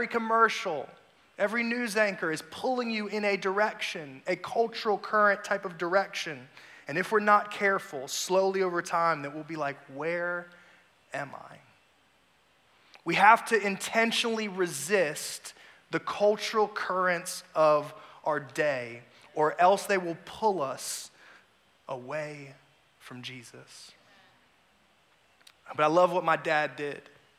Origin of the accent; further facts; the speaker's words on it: South Carolina, United States; It's cold up here in D.C., by the way. I don't know if y'all realize that, but like I'm from South Carolina, so y'all need to turn the heat up next time I come